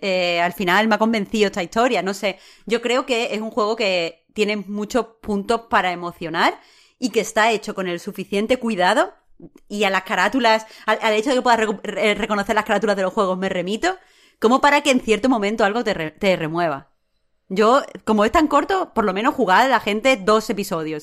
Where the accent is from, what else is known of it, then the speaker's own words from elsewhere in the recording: Andalusia, Spain; como mujer, o como persona en España, o como andaluza